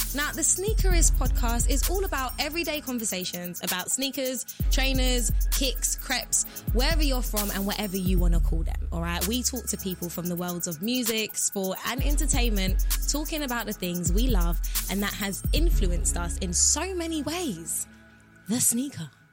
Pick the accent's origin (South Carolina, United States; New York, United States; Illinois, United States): New York, United States; New York City; now in United Kingdom; I was raised in Brooklyn, New York. I was born here, as you know, but I went mm. to Brooklyn when I was five